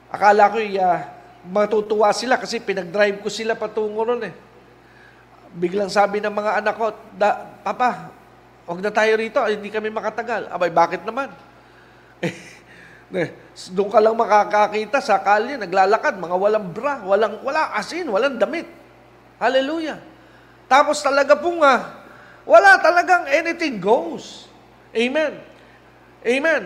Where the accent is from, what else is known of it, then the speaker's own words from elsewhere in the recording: Philippines; Pilipino po ako